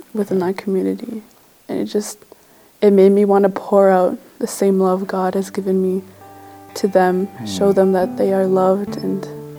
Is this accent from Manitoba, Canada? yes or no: yes; Nelson House, Manitoba, Canada; I was born and raised in the Shatwaiyasi Cree Nation, which is a small community in Nelson House up north of Manitoba.